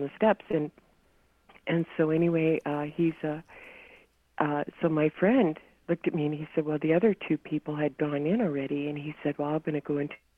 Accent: North Dakota, United States; moved away; also born or lived in California; growing up in North Dakota

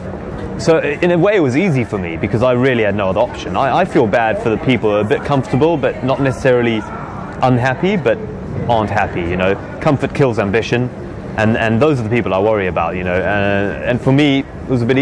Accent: Zululand, KwaZulu-Natal, South Africa; accent: posh; moved away as an adult; now in United Kingdom; I grew up in Zululand in Africa.

